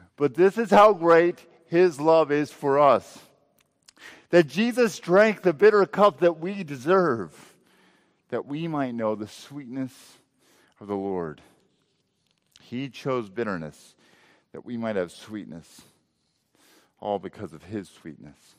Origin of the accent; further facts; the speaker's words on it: Texas Panhandle, United States; I grew up in the Texas Panhandle